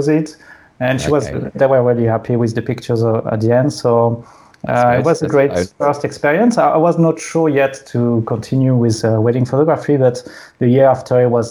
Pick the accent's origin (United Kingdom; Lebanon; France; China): France; English is a second language; also born or lived in Sydney, Australia; The English at school in France is really bad